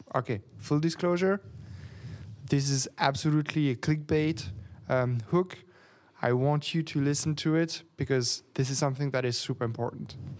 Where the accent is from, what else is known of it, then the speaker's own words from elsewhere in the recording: Geneva, Switzerland; English is a second language; now in Berlin, Germany; I'm from Geneva. I was born in a small village of nine hundred, um, people.